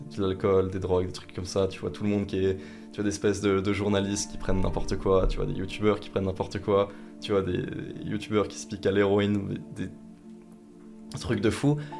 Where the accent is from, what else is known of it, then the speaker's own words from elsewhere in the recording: Vosges, Grand Est, France; je viens des Vosges